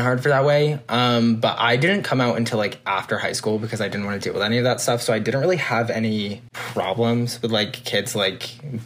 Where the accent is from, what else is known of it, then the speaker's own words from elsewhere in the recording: Massachusetts, United States; I'm from Massachusetts.